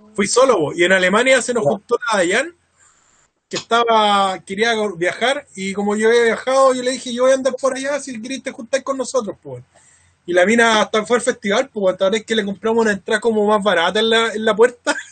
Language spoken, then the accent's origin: Spanish; Chile; nosotros chilenos desconfiamos